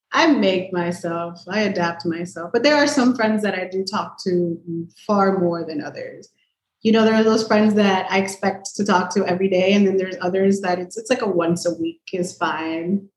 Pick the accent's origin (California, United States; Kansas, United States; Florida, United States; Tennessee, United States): Florida, United States; Miami; I was born and raised in Miami